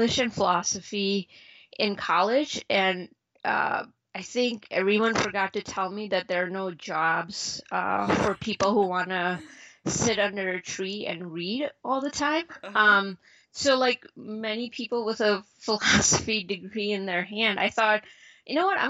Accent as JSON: {"language": "English", "town": "Chicago", "region": "Illinois", "country": "United States", "tie": "born or raised there", "also_born_or_lived": "India / Philadelphia", "said": "I grew up in suburbs of Chicago."}